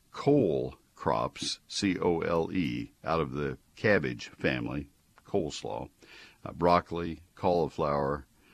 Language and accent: English; College Station, Texas, United States; moved away as an adult; now in Dallas-Fort Worth, United States; I live in the Dallas-Fort Worth area. I've told you that many times. I don't try to hide that fact. I grew up in College Station.